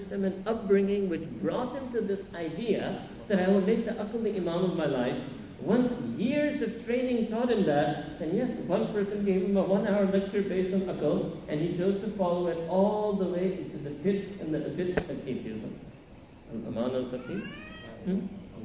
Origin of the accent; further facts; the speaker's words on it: New York City, New York, United States; I grew up in Manhattan